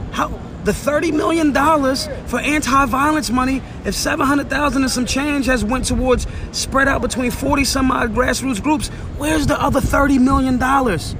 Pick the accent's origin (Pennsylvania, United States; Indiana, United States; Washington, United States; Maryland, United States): Pennsylvania, United States; Philadelphia; I'm from North Philly